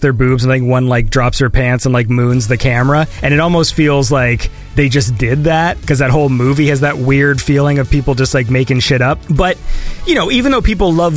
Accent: Canada; I am the Canadian

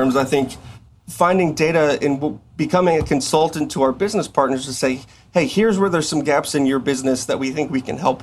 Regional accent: South Texas, United States; now in Coppell, United States; I'm from South Texas, which heavily influenced Hispanic culture. And there's things that I grew up

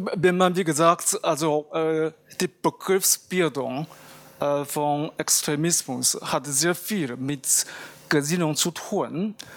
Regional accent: Japan; moved away; bei uns in Japan

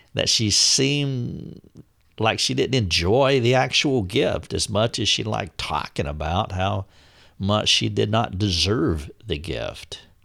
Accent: the South, United States; But I am from the South. I have always lived in the South.

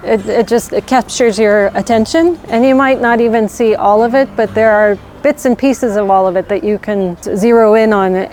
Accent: Colorado, United States; moved away as an adult; now in West Clare, Ireland; I'm born and raised in America, originally Colorado, and I came to Ireland 14 years ago and set up life with my husband out in West Clare, and I've been here ever since

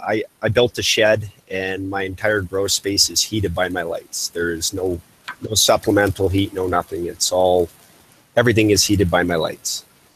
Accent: Vancouver Island, British Columbia, Canada; moved away as an adult; now in north central British Columbia, Canada; I grew up on Vancouver Island originally, and I decided to move further north, so I actually live in central BC, or north central BC, pretty much dead in the center of BC

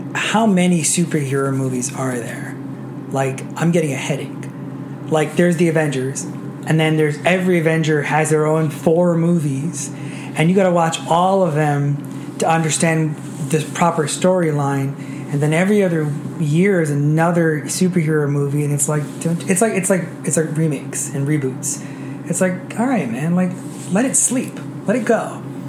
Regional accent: Roslyn, New York, United States; also born or lived in Queens, New York; I was born in Queens, but I moved to Roslyn when I was five, and then stayed in Nassau County from then.

